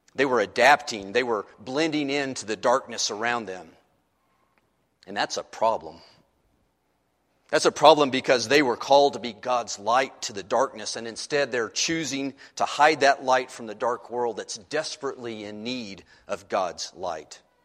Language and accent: English; United States; who happens to be an American